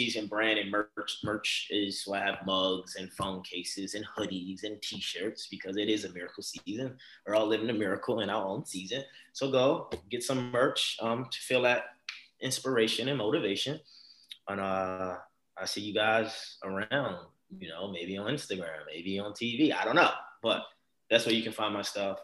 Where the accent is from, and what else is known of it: Baltimore, Maryland, United States; born or raised there